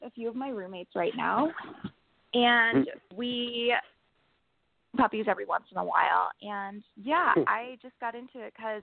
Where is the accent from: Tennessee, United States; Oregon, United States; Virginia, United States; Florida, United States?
Florida, United States; South; moved away as an adult; also born or lived in Texas; now in California, United States; So I am from originally Texas. And I grew up mostly in South Florida